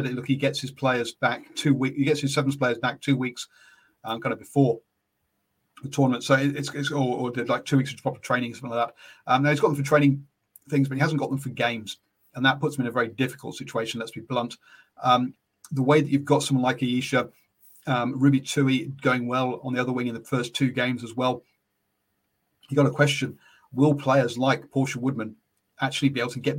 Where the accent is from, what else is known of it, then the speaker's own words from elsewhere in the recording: England, United Kingdom; now in New Zealand; I'm English